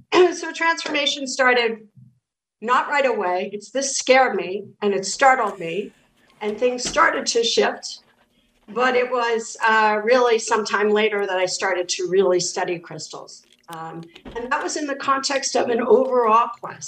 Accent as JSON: {"language": "English", "town": "New York City", "region": "New York", "country": "United States", "also_born_or_lived": "Kerry, Ireland (ancestry)", "said": "I'm from the Bronx originally"}